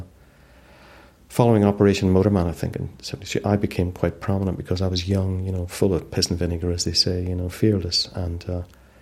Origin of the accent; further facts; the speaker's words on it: Derry, Northern Ireland, United Kingdom; growing up in Derry